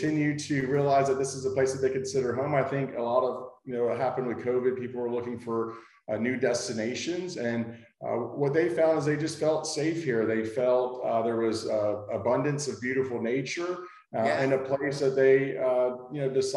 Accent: Fort Walton Beach, Florida, United States; I was born and raised in Fort Walton

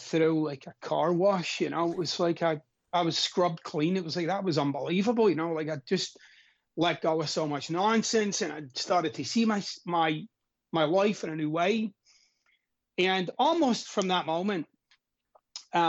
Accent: Glasgow, Scotland, United Kingdom; I'm Scottish, of course, and I'm from Glasgow, Scotland.

